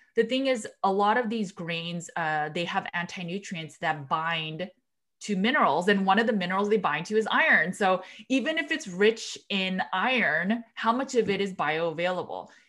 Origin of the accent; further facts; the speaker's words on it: Los Angeles, California, United States; also born or lived in Berkeley, California; I am from Los Angeles, California, and then I went to, uh, University of California, Berkeley